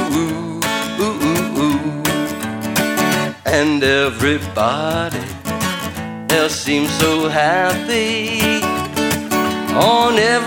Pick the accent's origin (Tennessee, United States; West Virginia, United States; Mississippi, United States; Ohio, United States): West Virginia, United States; eastern panhandle of; now in Portland, United States; I grew up in West Virginia. It's true. In the eastern panhandle of West Virginia